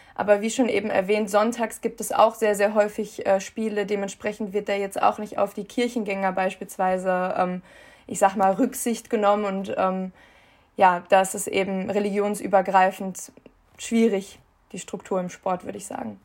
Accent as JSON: {"language": "German", "country": "Germany", "tie": "born or raised there"}